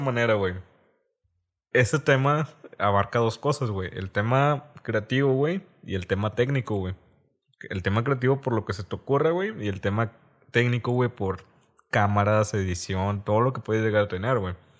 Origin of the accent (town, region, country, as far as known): Reynosa, Tamaulipas, Mexico